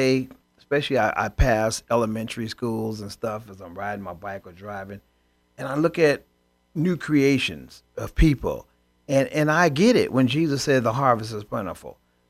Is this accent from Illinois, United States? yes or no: yes; Chicago, Illinois, United States; Remember old Milwaukee? I grew up in Chicago.